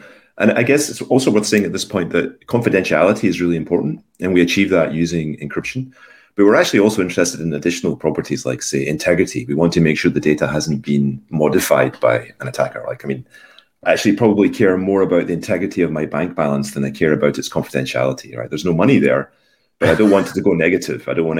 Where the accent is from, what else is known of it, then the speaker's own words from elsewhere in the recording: Scotland, United Kingdom; born there; moved away as an adult; also born or lived in London; So I was born in Scotland a long, long time ago.